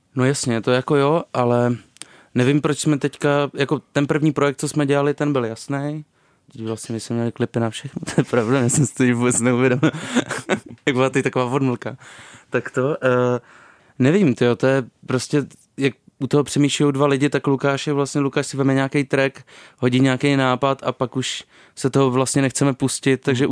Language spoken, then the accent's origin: Czech; Vysočina Region, Czechia; also born or lived in Ostrava; pocházím z Vysočiny